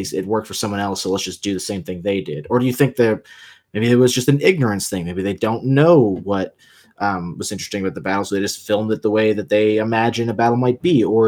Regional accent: San Diego, California, United States; I grew up in San Diego

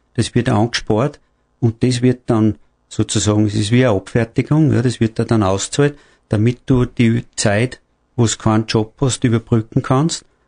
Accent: Austria; bei uns in Österreich

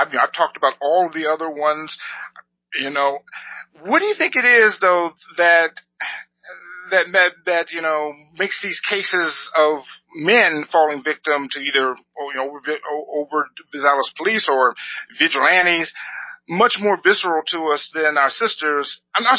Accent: Compton, California, United States; also born or lived in Carson; as a young black man, I grew up in Compton.

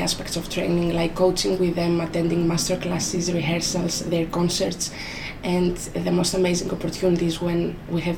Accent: Greece; moved away as an adult; now in London, United Kingdom; I am from Greece

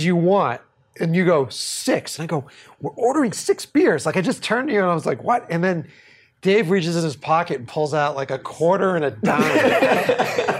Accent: Boston, Massachusetts, United States; we're from Boston

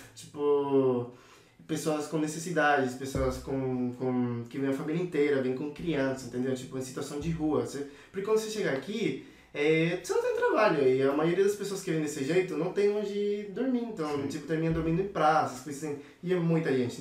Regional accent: Venezuela; Portuguese is a second language; now in São Paulo, Brazil; tenho 21 anos e sou da Venezuela

